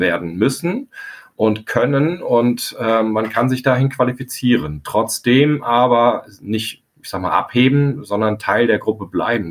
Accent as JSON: {"language": "German", "area": "near Frankfurt", "region": "Hesse", "country": "Germany", "tie": "born or raised there", "moved": "yes", "lives_now": "Scharbeutz, Germany", "said": "Mitglied eines Pfadfinderstammes, ähm, wo ich quasi aufgewachsen bin in der Nähe von Frankfurt."}